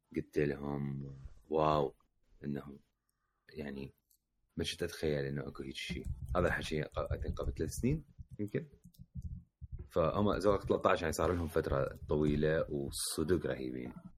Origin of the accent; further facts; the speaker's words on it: Baghdad, Baghdad Governorate, Iraq; now in Jordan; واحنا من بغداد